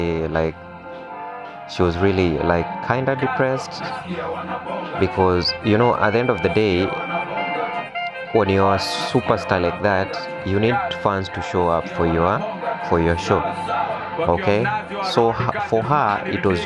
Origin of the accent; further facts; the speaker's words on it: Kenya; as Kenyans